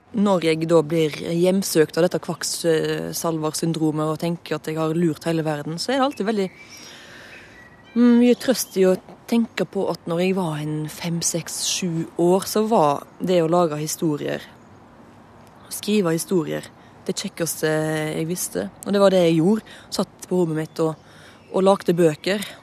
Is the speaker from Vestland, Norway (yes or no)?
yes; Ølen, Vestland, Norway; Ølen, der jeg kommer fra.